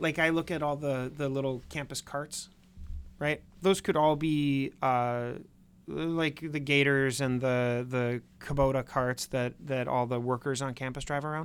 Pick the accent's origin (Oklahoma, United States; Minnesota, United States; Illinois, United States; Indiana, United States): Minnesota, United States; now in Wisconsin, United States; I'm from Minnesota